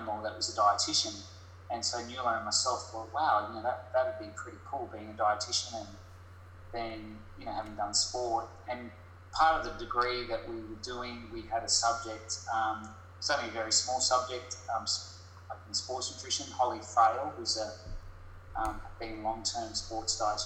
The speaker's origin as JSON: {"language": "English", "town": "Gold Coast", "region": "Queensland", "country": "Australia", "tie": "born or raised there", "also_born_or_lived": "Brisbane", "said": "I was raised on the Gold Coast in Burleigh"}